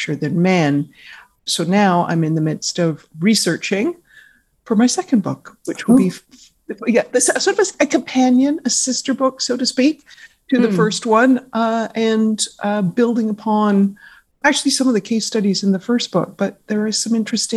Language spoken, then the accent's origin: English; Victoria, British Columbia, Canada; moved away as an adult; also born or lived in Vancouver / Toronto; I grew up in Victoria, British Columbia, Canada